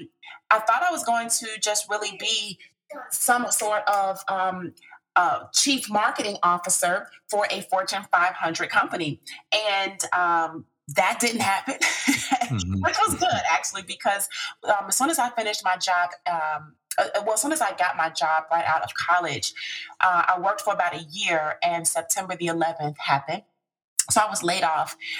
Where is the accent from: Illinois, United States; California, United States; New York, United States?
Illinois, United States; Chicago; I am originally from Chicago, from the south side of Chicago. I went to High Park Career Academy, High Park High School over in the Woodlawn area.